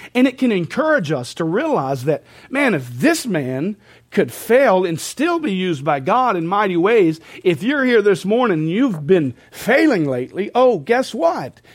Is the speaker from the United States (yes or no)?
yes; United States; we as American people